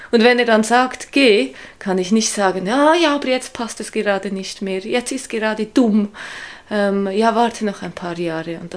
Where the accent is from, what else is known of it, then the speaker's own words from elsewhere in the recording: Switzerland; moved away as an adult; now in Hamburg, Germany; Ich komme aus der Schweiz, wie man das wahrscheinlich auch hört.